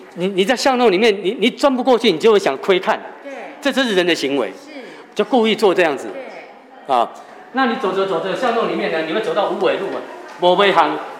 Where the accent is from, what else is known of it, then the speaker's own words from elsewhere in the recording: Taiwan; 我们台湾人